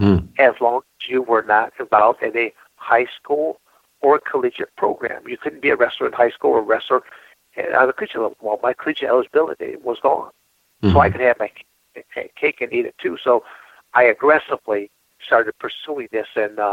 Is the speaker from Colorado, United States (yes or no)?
no; Michigan, United States; born or raised there; moved away